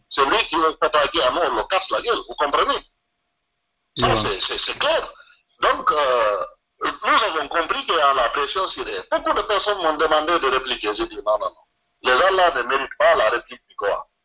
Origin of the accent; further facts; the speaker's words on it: Guinea; je suis de Tengler et je suis du Fouta